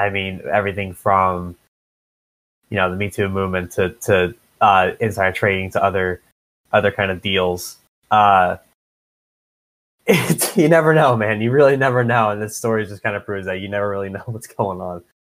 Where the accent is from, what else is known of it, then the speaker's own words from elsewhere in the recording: Philadelphia, Pennsylvania, United States; We're both from the Philadelphia area